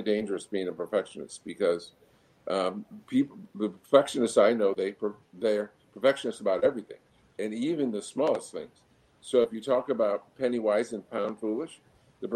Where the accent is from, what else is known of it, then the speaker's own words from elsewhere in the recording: Buffalo, New York, United States; moved away; also born or lived in Virginia Beach / Canada; I grew up in Buffalo